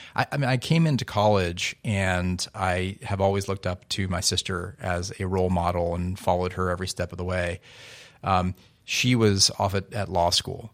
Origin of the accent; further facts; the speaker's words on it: Newton, Massachusetts, United States; growing up in my hometown of Newton, Massachusetts